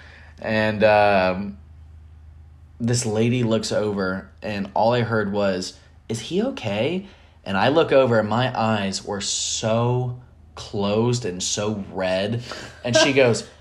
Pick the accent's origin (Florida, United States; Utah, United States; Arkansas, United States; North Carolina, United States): Florida, United States; we're from Florida